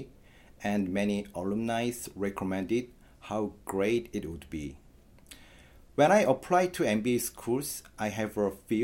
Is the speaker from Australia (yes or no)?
no; South Korea; moved away as an adult; now in United States; from South Korea